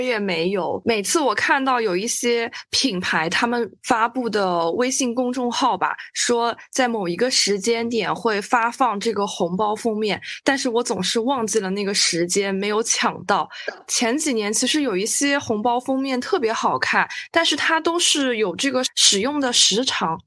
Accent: Hangzhou, Zhejiang, China; 我是杭州的吧，我们好像没有说这个习俗

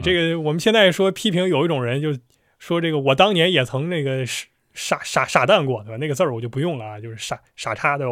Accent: China; 我们中国人

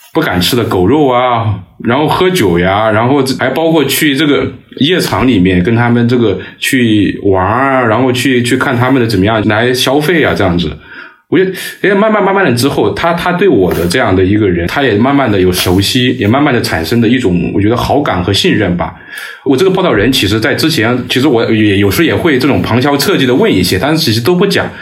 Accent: Hubei, China; 我来自于湖北

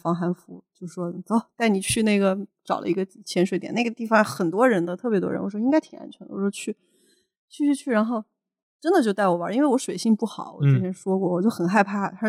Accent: China; 可惜我是中国人

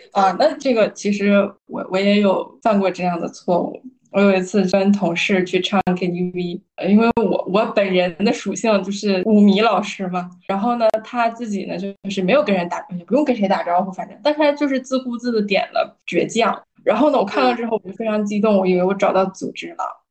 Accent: Northeast China, China; 我老家在东北嘛

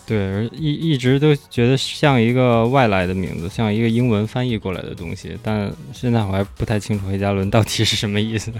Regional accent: Beijing, China; 我从小是在方舟那边长大

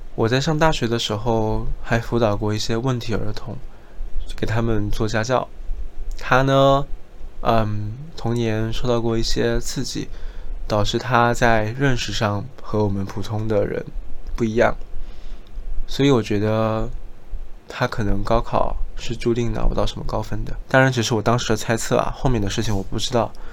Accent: Jiangxi, China; 以我自己的家乡为例子，我出生在江西，而江西的卷子是全国一卷

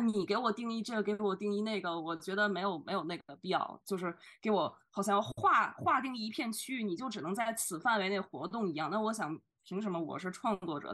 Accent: Beijing, China; moved away as an adult; also born or lived in Xi'an, China; now in London, United Kingdom; 我好像作为出生在北京的人

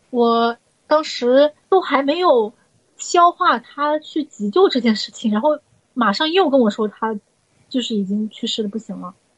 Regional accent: Zhejiang, China; 我们浙江这边有越剧

